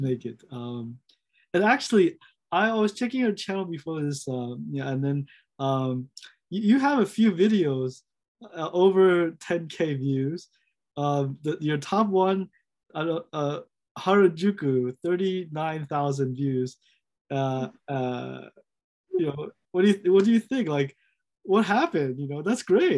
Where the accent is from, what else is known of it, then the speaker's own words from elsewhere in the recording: United States; I'm American.